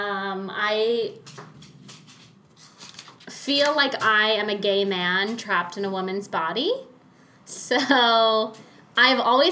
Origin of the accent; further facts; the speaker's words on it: Northeast, United States; moved away as an adult; also born or lived in New York; now in California, United States; I'm from the Northeast